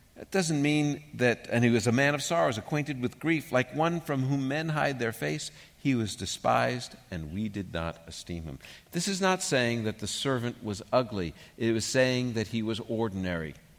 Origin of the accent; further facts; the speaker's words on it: New York City, New York, United States; moved away; When I grew up in New York